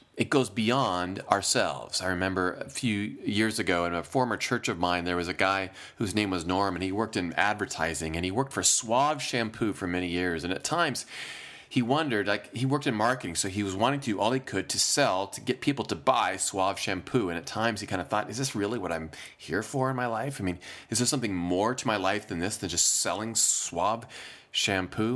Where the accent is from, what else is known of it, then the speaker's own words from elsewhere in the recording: Iowa, United States; moved away as an adult; I am from Iowa. I spent the first twenty-four years of my life in Iowa